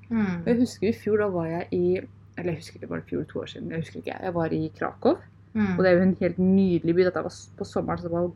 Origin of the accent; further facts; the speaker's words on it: Norway; da var det dag hjemme eller kveld hjemme i Norge.